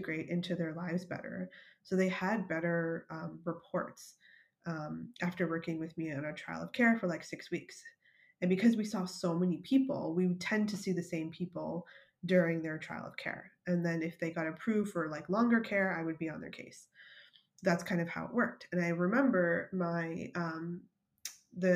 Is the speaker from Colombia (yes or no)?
no; Canada; moved away as an adult; now in United States; I'm Canadian